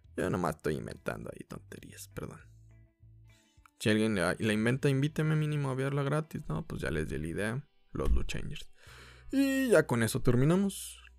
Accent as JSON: {"language": "Spanish", "country": "Mexico", "said": "como mexicanos"}